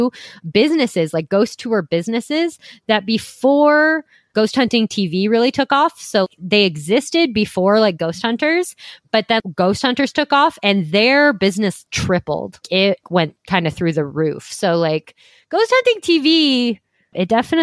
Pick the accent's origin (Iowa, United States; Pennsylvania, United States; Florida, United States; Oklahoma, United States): Iowa, United States; Sioux City; my lovely hometown of Sioux City, Iowa